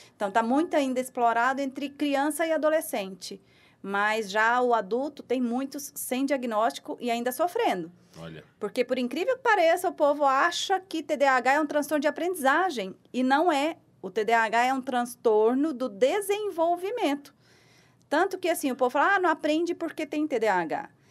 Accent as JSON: {"language": "Portuguese", "region": "Goiás", "country": "Brazil", "also_born_or_lived": "Goiânia", "moved": "as an adult", "lives_now": "São Paulo, Brazil", "said": "há cinco anos em São Paulo, mas sou de Goiás"}